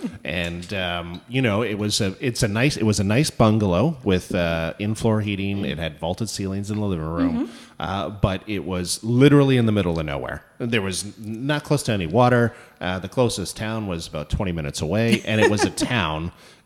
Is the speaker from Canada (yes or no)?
yes; Toronto, Ontario, Canada; moved away; I'm from Toronto. Born and raised.